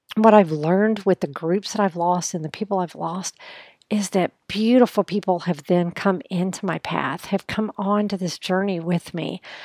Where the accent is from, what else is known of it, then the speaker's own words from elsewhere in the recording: United States; as a woman, as an American woman